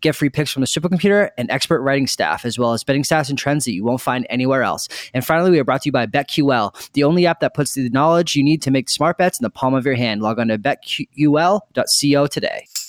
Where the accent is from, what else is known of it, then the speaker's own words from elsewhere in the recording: Boston, Massachusetts, United States; I grew up in Boston.